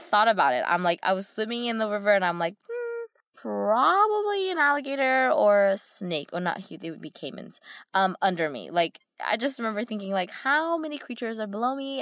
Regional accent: United States; growing up in America

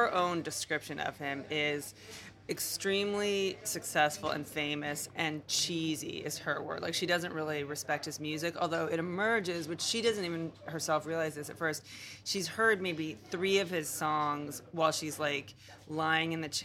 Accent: United States; for me as an American

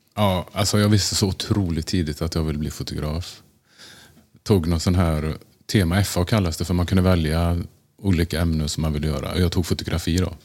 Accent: Tranemo, Västra Götaland, Sweden; moved away as an adult; also born or lived in Gothenburg / Stockholm; now in New York, United States; Jag är född i Göteborg och ehm, eh, bodde där ett år innan vi flyttade till Tranemo

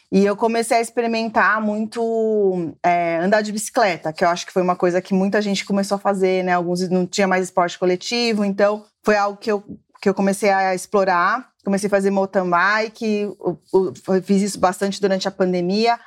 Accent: São Paulo, Brazil; sou aqui de São Paulo, cresci aqui, nasci aqui.

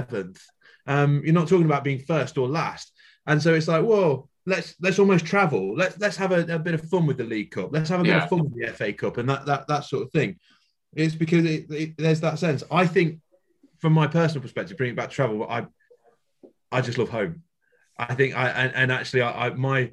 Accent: Yorkshire and the Humber, United Kingdom; I'm a Yorkshireman, there's the Yorkshire phrase that we have as well

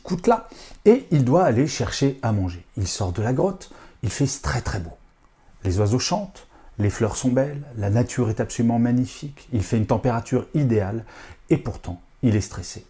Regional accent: France; je suis français

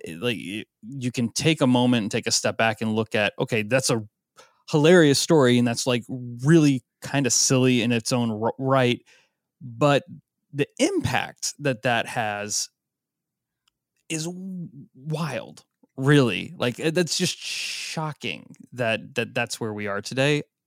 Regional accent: Florida, United States; now in Oregon, United States; I grew up in Florida

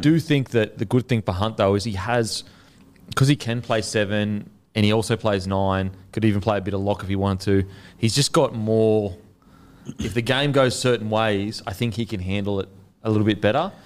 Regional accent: Queensland, Australia; as a Queenslander

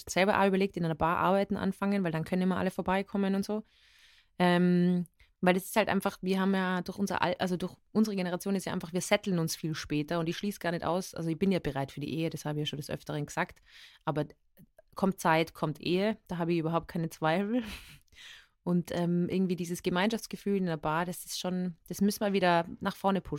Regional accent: Innsbruck, Tyrol, Austria; accent: Tyrolean; moved away as an adult; now in Vienna, Austria; ich bin aufgewachsen in Tirol. Meine Eltern kommen aus Oberösterreich und äh, lebe seit zehn Jahren in Wien und habe so einen Wiener Einschlag mit ein paar Wörtern, mit Uhr und sowas. Aber ähm, eigentlich ist es ja tirolerisch

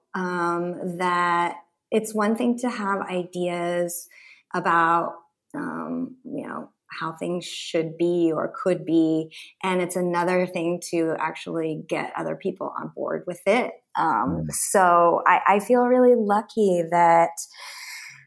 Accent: Oklahoma, United States; I grew up in Oklahoma where people are pretty like down homie

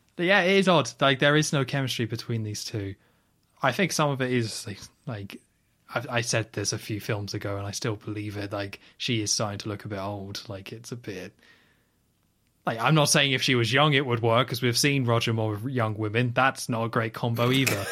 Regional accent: United Kingdom; we're both British

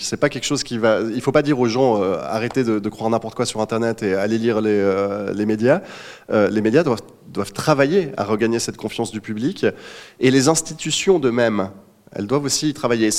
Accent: Switzerland; en tant que Suisse

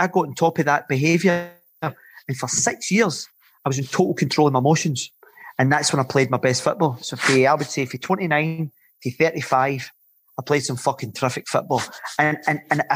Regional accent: Glasgow, Scotland, United Kingdom; When I was growing up in the East End of Glasgow

